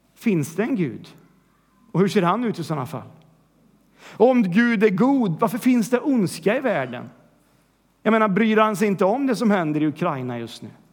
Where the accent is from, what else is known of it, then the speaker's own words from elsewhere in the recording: Sweden; vi vill vara mainstream som svenskar